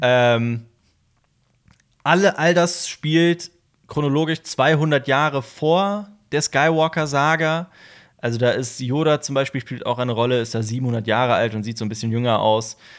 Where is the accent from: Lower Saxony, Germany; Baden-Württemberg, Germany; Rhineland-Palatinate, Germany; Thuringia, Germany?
Rhineland-Palatinate, Germany; Koblenz; moved away as an adult; also born or lived in Vienna; Koblenz, meiner Heimatstadt